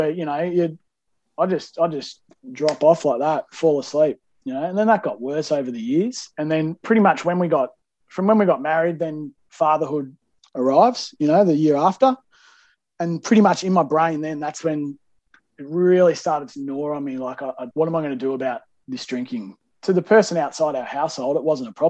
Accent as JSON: {"language": "English", "town": "Melbourne", "region": "Victoria", "country": "Australia", "tie": "born or raised there", "said": "I grew up in Melbourne"}